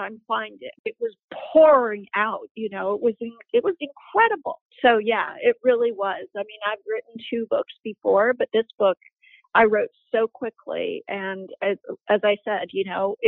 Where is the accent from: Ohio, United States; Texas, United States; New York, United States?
New York, United States; now in Canada; I'm from New York